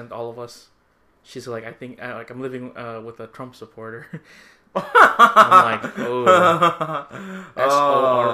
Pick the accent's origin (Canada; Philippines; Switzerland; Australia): Philippines; moved away; we're from the Philippines.